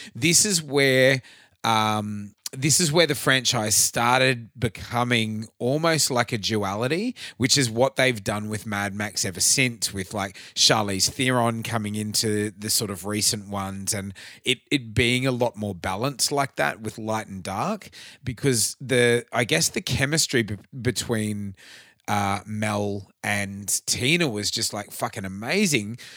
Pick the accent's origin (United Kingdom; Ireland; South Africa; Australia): Australia; Queensland; growing up in Queensland